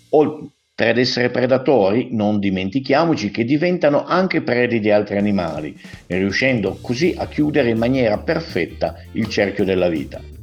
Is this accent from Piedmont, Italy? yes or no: yes; Piedmont, Italy; lo dico da piemontese